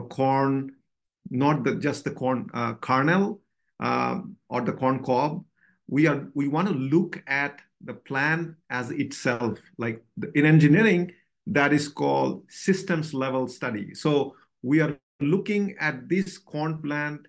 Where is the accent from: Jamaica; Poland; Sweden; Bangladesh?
Bangladesh; moved away as an adult; also born or lived in Pennsylvania, United States; now in Lincoln, United States; So I was born in Bangladesh and I got my bachelor there.